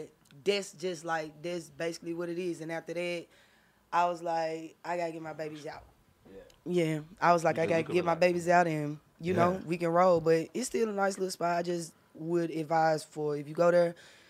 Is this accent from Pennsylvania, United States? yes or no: no; Memphis, Tennessee, United States; also born or lived in Georgia; Okay. So my mama said that I was born in North Memphis.